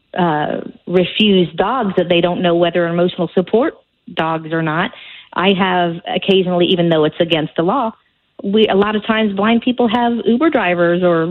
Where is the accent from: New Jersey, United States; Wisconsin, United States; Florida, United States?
Florida, United States; Orlando; now in Illinois, United States; I'm from Orlando, so my whole family is there, but I still listen to my Orlando stations up here